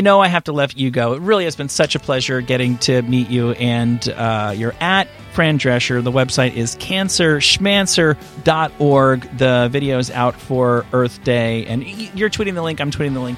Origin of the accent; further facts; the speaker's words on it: East Coast, United States; I'm from the East Coast.